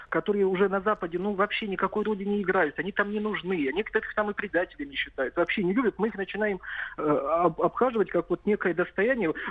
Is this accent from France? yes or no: no; North Ossetia–Alania, Russia; Вот я как юж... осетин, я был в Южной Осетии, но я из Северной Осетии